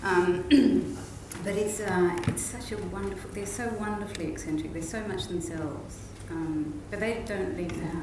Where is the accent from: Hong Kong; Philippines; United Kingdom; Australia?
Australia; moved away as an adult; also born or lived in Indonesia / Amsterdam, Netherlands / Hamburg, Germany; now in Netherlands; I grew up in Australia, probably very Australian